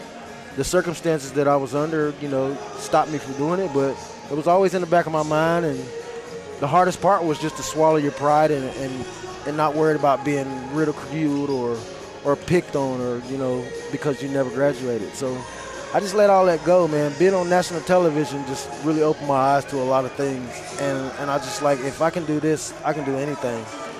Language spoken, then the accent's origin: English; West Virginia, United States; it's my home state, so, you know, I'm here to cheer on the team like everybody else in the state of West Virginia